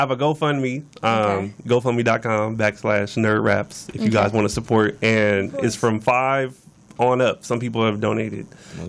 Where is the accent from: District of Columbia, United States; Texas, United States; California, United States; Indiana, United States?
California, United States; Los Angeles; born or raised there; also born or lived in Venice, Los Angeles / Inglewood / Culver City / Compton